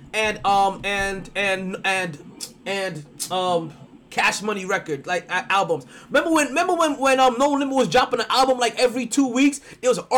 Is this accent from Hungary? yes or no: no; New York, United States; As a New Yorker